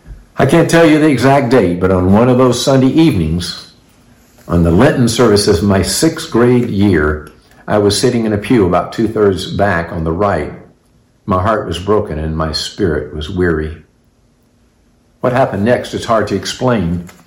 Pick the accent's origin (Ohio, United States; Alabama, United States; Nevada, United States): Alabama, United States; Montgomery; born there; I was born in Montgomery, Alabama, about 2 weeks and 9 months after my father returned from World War II.